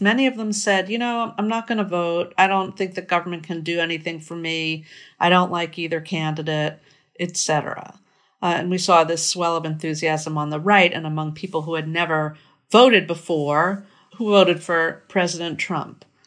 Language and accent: English; Merrick, New York, United States; moved away; my hometown, I grew up in Merrick, New York